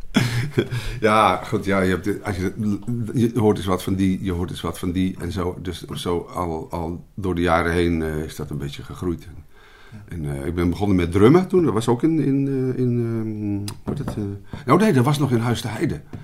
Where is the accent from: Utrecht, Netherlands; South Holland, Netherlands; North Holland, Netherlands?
Utrecht, Netherlands; ik ben geboren in Utrecht